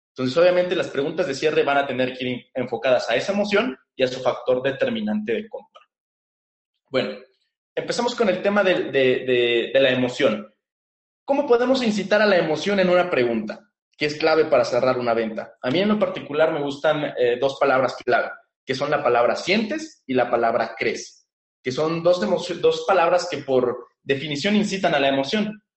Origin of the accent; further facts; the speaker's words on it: Mexico; aquí en mi país